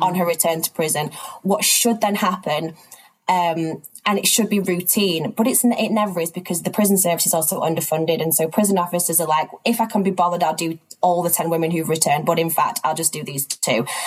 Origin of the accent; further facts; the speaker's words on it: Manchester, North West England, United Kingdom; moved away as an adult; also born or lived in East Africa; now in London, United Kingdom; I'm from Manchester in the UK, but I actually live and work between London and areas of East Africa. Um, I grew up up here